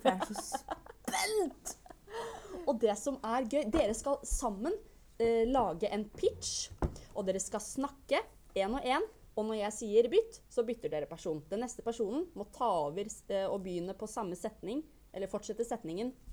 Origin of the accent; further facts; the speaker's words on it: Bergen, Vestland, Norway; Jeg er fra Bergen, beklager dialekten.